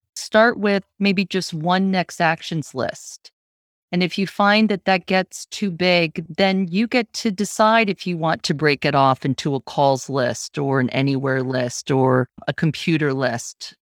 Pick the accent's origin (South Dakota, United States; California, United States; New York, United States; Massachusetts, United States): New York, United States; Syracuse; also born or lived in Vermont; now in Portland, Maine, United States; I'm originally from Syracuse.